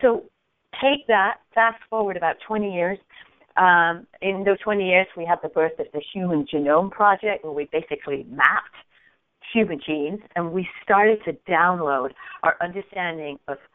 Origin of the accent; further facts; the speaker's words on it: England, United Kingdom; moved away as an adult; also born or lived in upstate New York, United States; now in United States; So I grew up in Europe, and probably a few more words, people say, ooh, I think she's from England. Correct. I did grow up in Europe